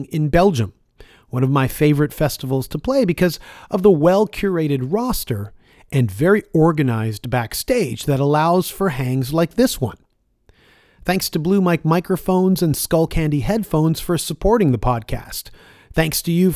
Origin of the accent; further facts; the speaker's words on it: Toronto, Ontario, Canada; I'm from Toronto, the most culturally diverse city in the world per capita